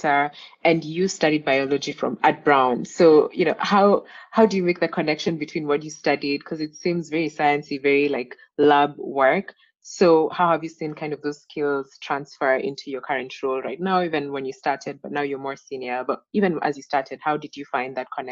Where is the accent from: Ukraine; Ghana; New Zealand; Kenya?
Kenya; Nairobi; my hometown of Nairobi, Kenya